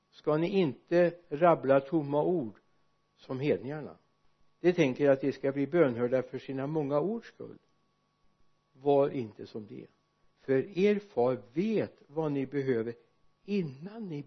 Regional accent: Sweden; när jag växte upp hemma i Arjesa för många år sedan snart hundra år sedan inte riktigt fullt men bortåt det hållet

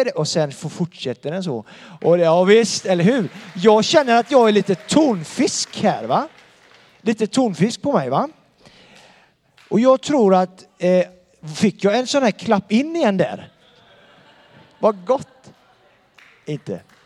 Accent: Donsö, Västra Götaland, Sweden; now in Bankeryd, Sweden; jag bor i Bankeryd och han bor på Donsö där jag kommer ifrån

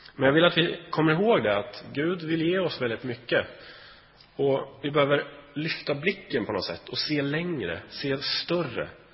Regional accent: Sweden; vi är ju svenskar

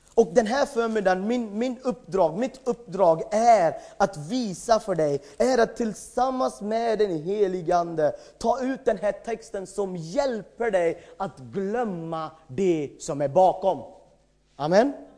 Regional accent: India; Swedish is a second language; moved away as an adult; now in Sweden; jag kommer från ett annat land, jag har bott i Sverige i 14 år

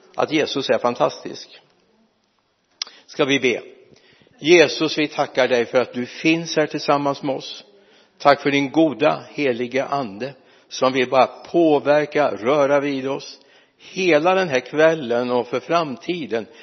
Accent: Mariestad, Västra Götaland, Sweden; also born or lived in Lidköping; är jag inte född i Lidköping jag är född uppe i Mariestad men det är ju nästan Lidköping

